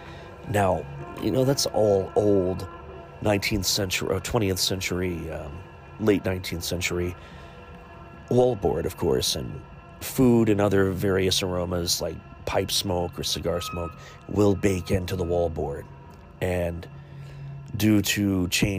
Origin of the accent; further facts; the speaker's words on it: Chillicothe, Ohio, United States; my hometown of Chillicothe, Ohio, Ohio's first capital